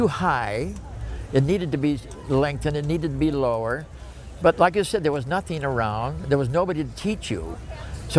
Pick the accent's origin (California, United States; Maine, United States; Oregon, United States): California, United States; Roseville; I come from Northern California, a little town called Roseville